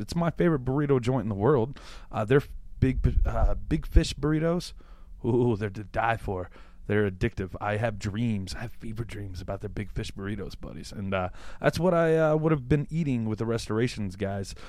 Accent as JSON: {"language": "English", "region": "Louisiana", "country": "United States", "said": "I'm from Louisiana"}